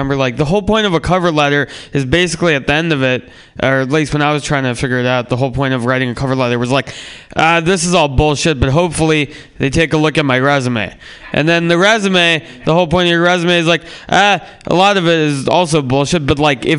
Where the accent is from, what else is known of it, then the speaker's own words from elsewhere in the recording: San Francisco, California, United States; I grew up in San Francisco